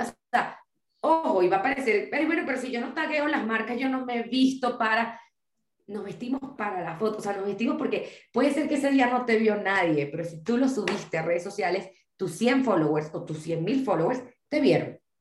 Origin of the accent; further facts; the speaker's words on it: Venezuela; quienes somos de Venezuela